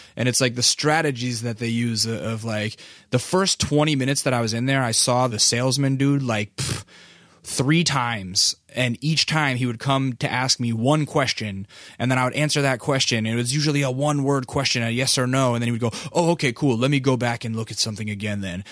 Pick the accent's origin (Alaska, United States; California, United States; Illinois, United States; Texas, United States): Alaska, United States; now in Culver City, United States; I'm from Alaska